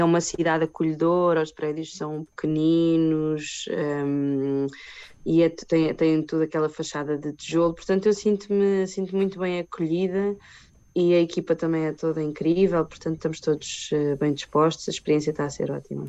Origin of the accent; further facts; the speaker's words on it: Portugal; eu sou portuguesa